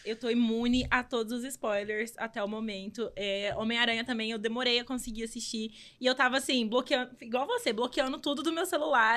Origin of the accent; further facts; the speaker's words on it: Minas Gerais, Brazil; moved away; sou de Minas Gerais, vim importada